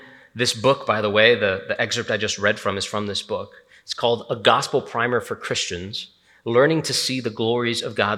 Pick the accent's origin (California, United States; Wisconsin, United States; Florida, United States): Florida, United States; Hialeah; I'm from Hialeah, Miami.